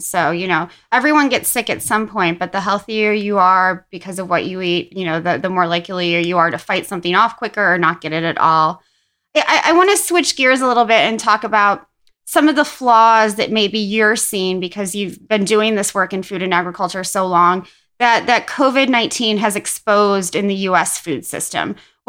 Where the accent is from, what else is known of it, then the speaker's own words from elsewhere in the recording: Midwest, United States; we're both from the Midwest.